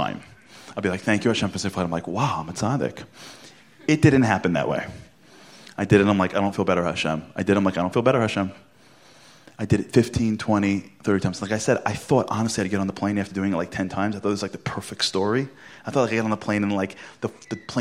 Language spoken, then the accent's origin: English; New York City, New York, United States; Because I'm from Brooklyn. But I'm from Canarsie, where we speak that way, not in Flatbush